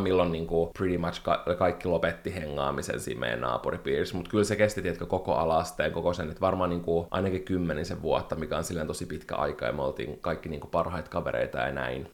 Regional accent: Espoo, Uusimaa, Finland; also born or lived in Helsinki; me muutettiin Espooseen Helsingistä

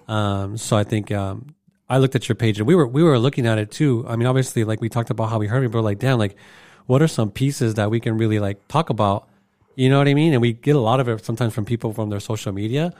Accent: Arizona, United States; I'm from Arizona as well

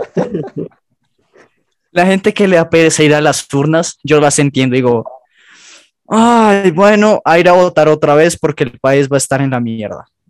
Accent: Colombia; Somos colombianos

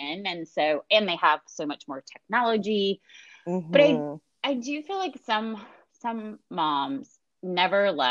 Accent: Washington, North Carolina, United States; moved away as an adult; also born or lived in Chapel Hill, North Carolina; now in Atlanta, United States; I grew up in Little Washington in North Carolina

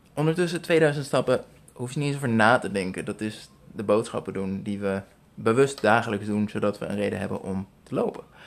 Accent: Netherlands; moved away as an adult; now in Philippines; Ik ben eh, geboren en getogen in Nederland.

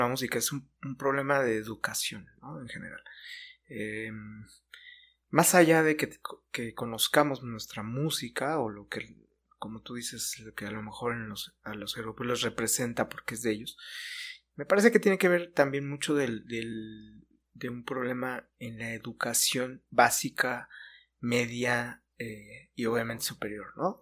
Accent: Mexico; como mexicanos en general para simbolizar parte de lo que somos

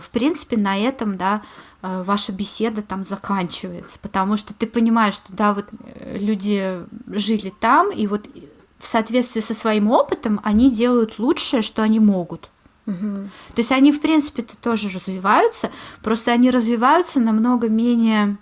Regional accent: Moscow, Russia; moved away as an adult; also born or lived in Scotland; now in Germany; я родилась в Москве

